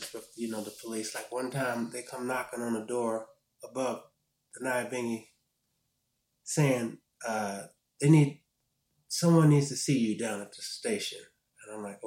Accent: Baltimore, Maryland, United States; also born or lived in Morgantown, West Virginia; I grew up in Baltimore, Maryland

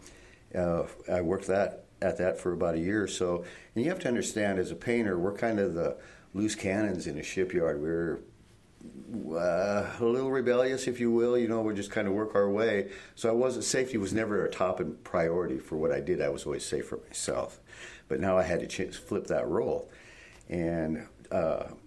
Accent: Iowa, United States; moved away as an adult; also born or lived in Pacific Northwest; I was born and raised in Iowa and joined the Navy way back to reach escape velocity from the state

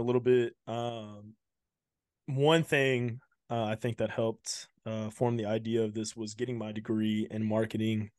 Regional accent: Houston, Texas, United States; I'm from Houston

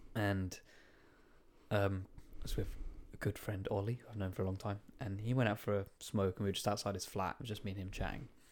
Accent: Tunbridge Wells, South East England, United Kingdom; I'm from Lansdowne Road in Tunbridge

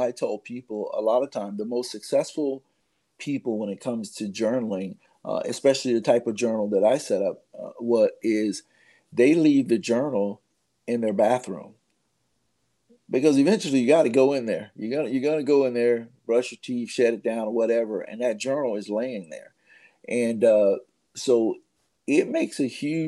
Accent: United States; as an American

